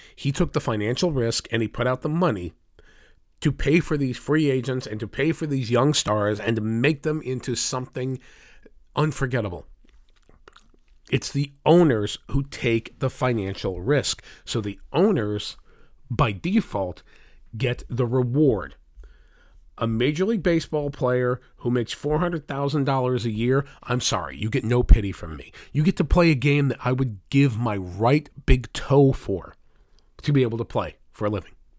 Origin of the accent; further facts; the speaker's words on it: United States; here in the United States